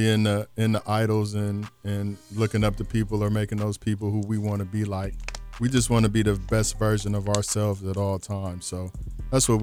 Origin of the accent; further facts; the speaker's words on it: Lima, Ohio, United States; now in Columbus, United States; Lima, Ohio. That's where we're originally from. The 419 to the 614, they both home.